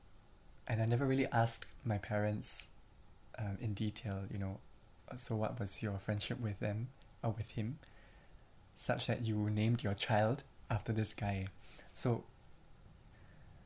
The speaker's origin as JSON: {"language": "English", "country": "Singapore", "tie": "born or raised there", "also_born_or_lived": "Glasgow / Berlin", "moved": "as an adult", "said": "I was born in Singapore, and I moved to Glasgow to do my university education, and then to Berlin."}